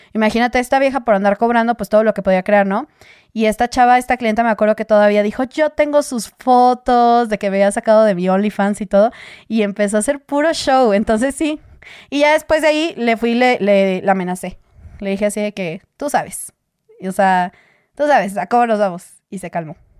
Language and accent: Spanish; Mexico; yo soy de México